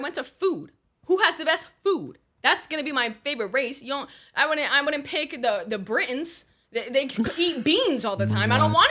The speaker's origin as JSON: {"language": "English", "country": "United States", "said": "No, I'm American."}